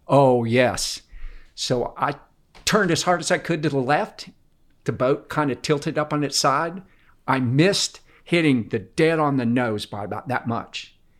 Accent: Tampa, Florida, United States; I grew up in Tampa, everybody was from the north

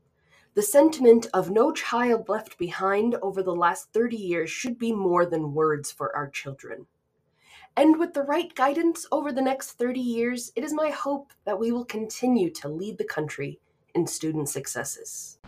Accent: United States; Yes, I was born in America, and I do acknowledge my own set of privileges, unlike Mrs. Manning.

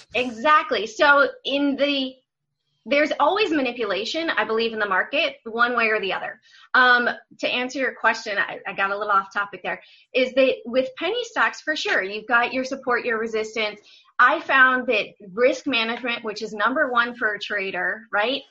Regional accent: Washington, District of Columbia, United States; moved away as an adult; also born or lived in Memphis / Atlanta; I grew up in Washington D.C., but I went to school in Memphis

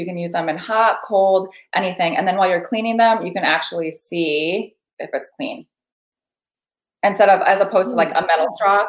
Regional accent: Midwest, United States; I've never seen this in my life. And I'm from the Midwest.

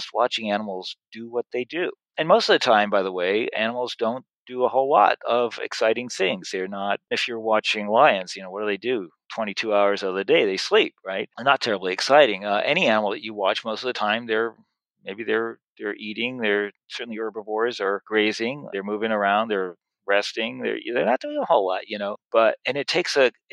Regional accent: New York City, New York, United States; I grew up in Washington Heights in New York City

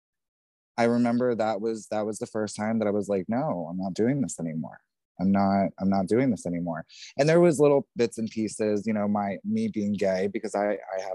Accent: New Jersey, United States; being raised in New Jersey

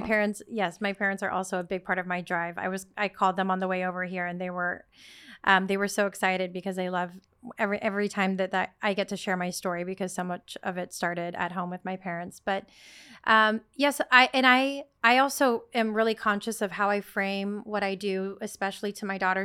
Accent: Sacramento, California, United States; moved away as an adult; also born or lived in Netherlands; now in New York City, United States; I was born and raised in Sacramento, California, small town, um, first generation Filipino

